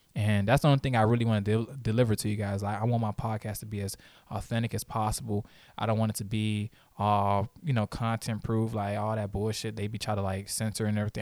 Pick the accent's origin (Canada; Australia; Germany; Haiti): Haiti; I'm Haitian.